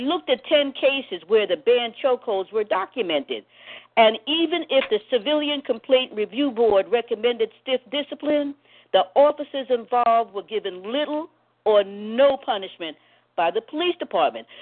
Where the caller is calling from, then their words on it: New York City, New York, United States; I'm calling from New York City.